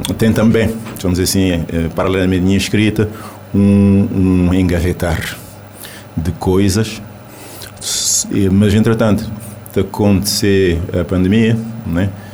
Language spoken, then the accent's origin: Portuguese; Cape Verde; first language Cape Verdean Creole; Portuguese is a second language; nós, cabo-verdianos